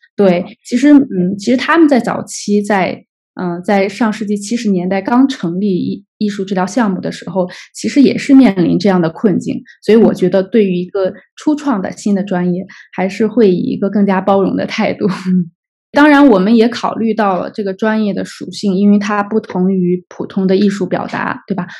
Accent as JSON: {"language": "Chinese", "country": "China", "said": "当时我们那届只有我一个中国人"}